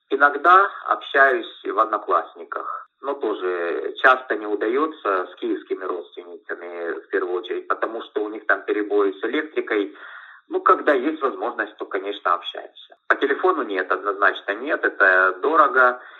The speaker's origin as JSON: {"language": "Russian", "town": "Kryvyi Rih", "region": "Dnipropetrovsk Oblast", "country": "Ukraine", "moved": "yes", "lives_now": "Crimea", "said": "поскольку я приехал из Кривого Рога, там на то время были живы еще родители, сейчас умерли, к сожалению, родственники там, ну и до сих пор многие остаются."}